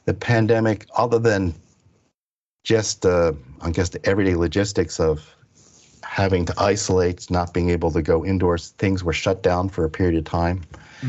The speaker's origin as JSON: {"language": "English", "region": "Pennsylvania", "country": "United States", "tie": "born or raised there", "also_born_or_lived": "Stillwater, Oklahoma", "said": "my parents moved out to the East Coast. into Pennsylvania"}